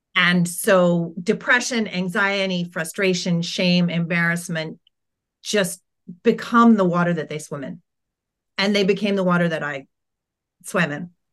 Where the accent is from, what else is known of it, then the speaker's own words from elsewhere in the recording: United States; accent: American; also born or lived in United Kingdom; my family moved from the U K to the U S, and I started kindergarten